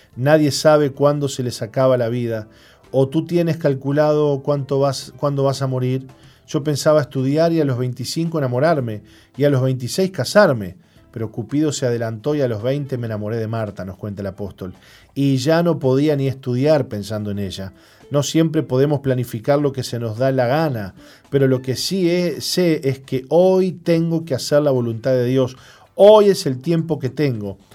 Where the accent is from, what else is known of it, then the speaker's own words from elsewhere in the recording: San Juan, Argentina; moved away as an adult; now in Uruguay; salimos de nuestra tierra en San Juan, Argentina